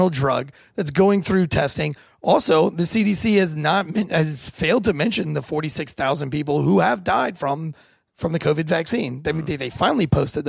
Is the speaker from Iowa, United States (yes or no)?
no; Raleigh, North Carolina, United States; that's in my hometown